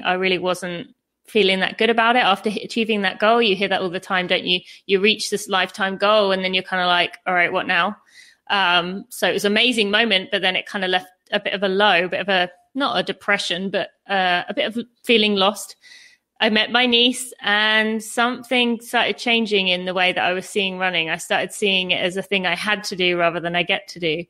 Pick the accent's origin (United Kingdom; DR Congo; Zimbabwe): United Kingdom; moved away as an adult; now in United States; I am British, but as we've kind of gone over, I live in America.